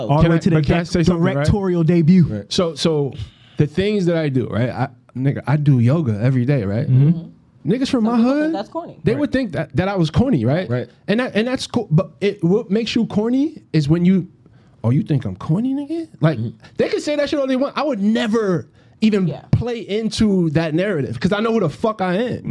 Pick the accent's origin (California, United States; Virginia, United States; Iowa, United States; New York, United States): New York, United States; Brooklyn; I understand why somebody will call Michael B. Jordan corny, but I'm from Brownsville